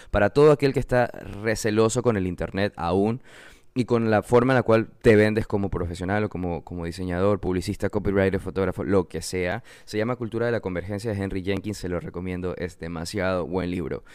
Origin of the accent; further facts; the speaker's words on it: Manabí, Ecuador; Yo soy de Manabí, de nuevo soy diseñador ecuatoriano, vivo en la costa